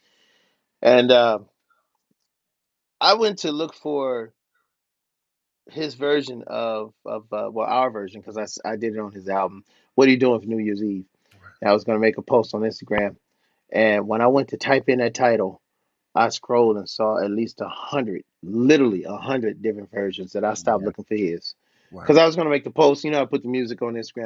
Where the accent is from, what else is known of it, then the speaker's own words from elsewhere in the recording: Cleveland, Ohio, United States; me growing up in Cleveland, Ohio